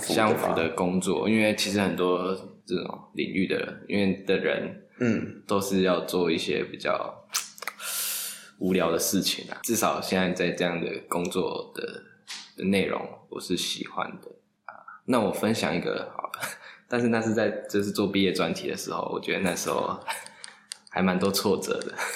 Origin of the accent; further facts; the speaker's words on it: Pingtung County, Taiwan; moved away as an adult; also born or lived in Taoyuan; now in Taipei, Taiwan; 我是品种长大的小孩。嗯。然后大学才到桃园念书，然后工作还在台北